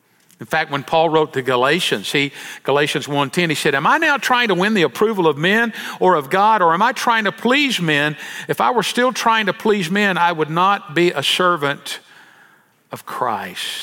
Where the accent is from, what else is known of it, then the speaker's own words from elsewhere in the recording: El Dorado, Arkansas, United States; growing up in El Dorado, Arkansas